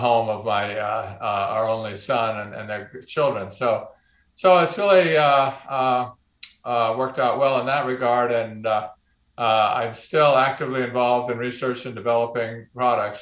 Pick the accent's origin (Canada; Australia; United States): United States; Oakland, California; moved away as an adult; also born or lived in Boston, United States; now in Arkansas, United States; I grew up in Oakland